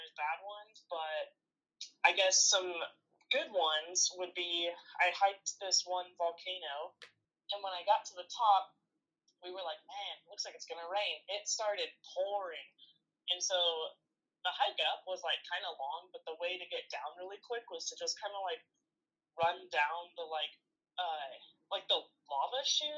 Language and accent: English; Arizona, United States; we're from Arizona